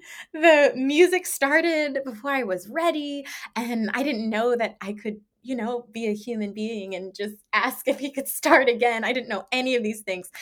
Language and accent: English; around D.C., Maryland, United States; now in Los Angeles, United States; I was born and raised in Maryland, around, uh, around D C, so I'm used to crisp falls and snow